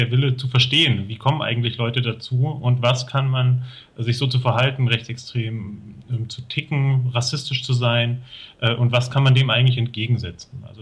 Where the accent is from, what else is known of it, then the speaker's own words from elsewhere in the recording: Thuringia, Germany; Also ich bin hier in Thüringen aufgewachsen, in einer Kleinstadt